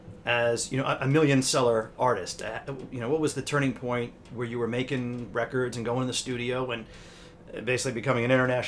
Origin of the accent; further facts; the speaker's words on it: Livingston, New Jersey, United States; I grew up in Livingston.